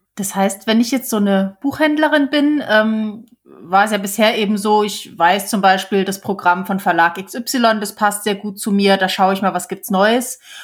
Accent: Saarland, Germany; hier bei uns im Saarland gibt's Radio Salü.

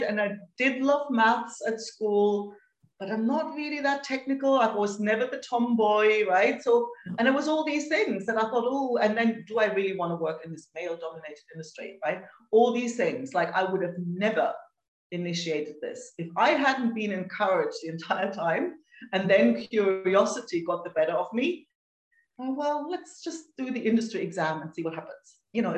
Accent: Germany; moved away as an adult; now in Spain; I'm from Germany, but have been living in Spain for almost 18 years.

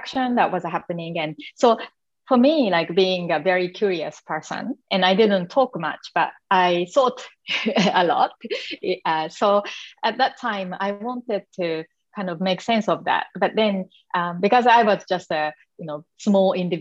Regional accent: Japan; accent: Asian; English is a second language; moved away as an adult; I'm from Japan. So I grew up in Japan in the traditional, you know, community, being a very shy little girl.

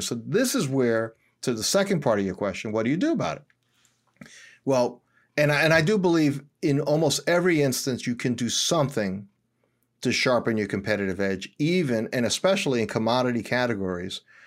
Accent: New York City, New York, United States; moved away as an adult; also born or lived in suburbs outside Philadelphia; now in Philadelphia area, United States; I was born and raised in Washington Heights.

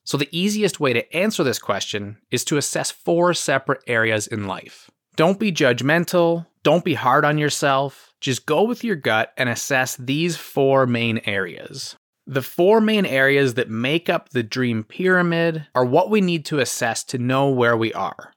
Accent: Ottawa, Ontario, Canada; also born or lived in Detroit; my hometown is Ottawa

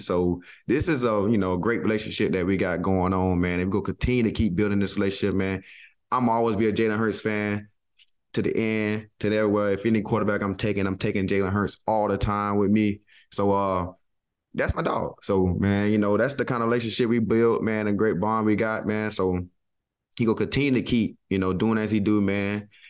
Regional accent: the South, United States; And of course, I'm from the South. If I need something, I'm going to ask, please.

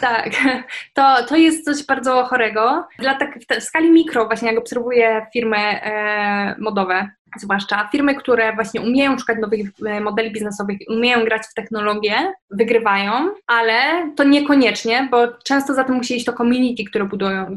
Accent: Poland; żyjemy w Polsce, w Unii Europejskiej, to, że jakby wychowaliśmy się, w sensie moje pokolenie wychowało się w czasach właśnie wejścia do Unii

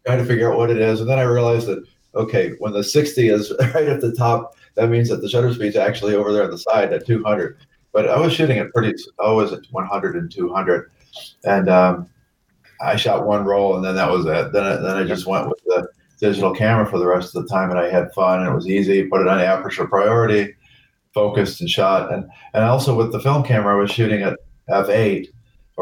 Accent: Florida, United States; I'm from Florida

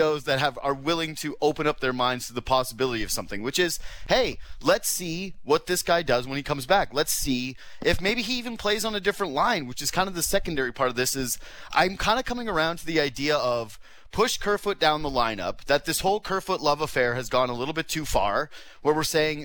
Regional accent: Western Canada, Canada; moved away; I grew up in Western or Northern Canada

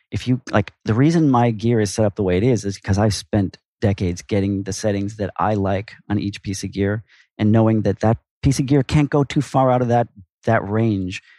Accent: Minneapolis, Minnesota, United States; moved away as an adult; now in New York, United States; I'm originally from Minneapolis.

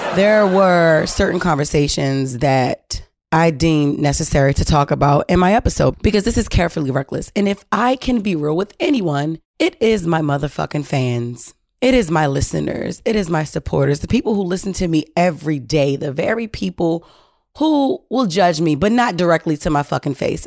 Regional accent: Baltimore, Maryland, United States; We're both from Baltimore City.

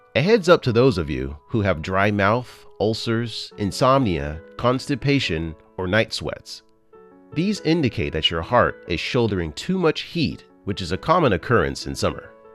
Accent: United States; I'm from the States

